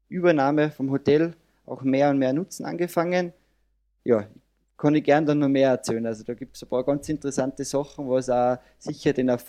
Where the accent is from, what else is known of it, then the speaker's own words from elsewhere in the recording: Salzburg, Austria; Ich komme aus Carbon, aus dem wunderschönen Salzburger Land in Österreich.